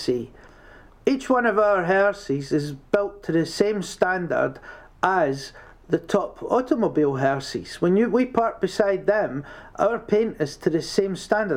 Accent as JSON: {"language": "English", "region": "Scotland", "country": "United Kingdom", "also_born_or_lived": "London", "moved": "yes", "lives_now": "Midlands, United Kingdom", "said": "I'm from Scotland and I lived in London for 13 years"}